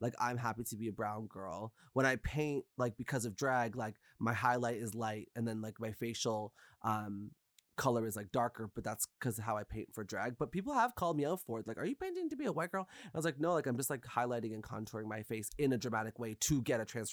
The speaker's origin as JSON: {"language": "English", "country": "Canada", "said": "I'm a Canadian person. My parents are Guyanese, but my ancestors are from India"}